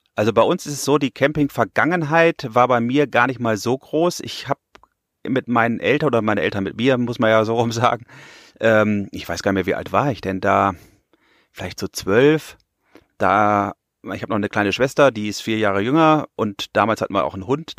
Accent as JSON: {"language": "German", "town": "Bielefeld", "region": "North Rhine-Westphalia", "country": "Germany", "moved": "as an adult", "lives_now": "Pfronten, Germany", "said": "bin ich hier natürlich nicht geboren, sondern ich komme aus der wunderschönen Stadt Bielefeld in Nordrhein-Westfalen."}